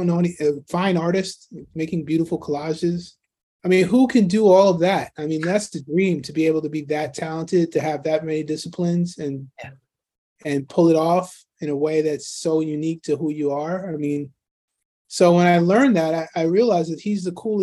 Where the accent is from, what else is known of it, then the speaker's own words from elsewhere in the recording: New York City, New York, United States; I grew up in Queens, New York